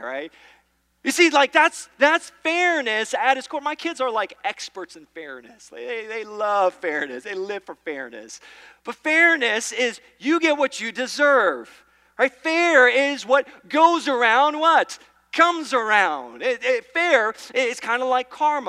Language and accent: English; New York, United States; I'm from New York. We say Mario